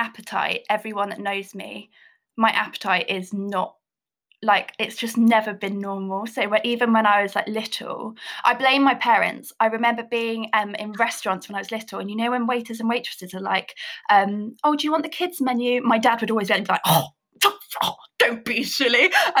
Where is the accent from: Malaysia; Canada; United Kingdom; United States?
United Kingdom; Buckinghamshire, South East England; I'm 28 years old. I grew up in Buckinghamshire, massive country girl at heart.